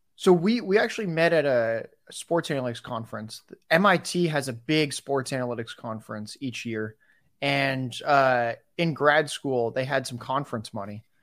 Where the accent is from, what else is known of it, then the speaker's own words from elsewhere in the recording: San Diego, California, United States; I'm in San Diego right now. I'm from San Diego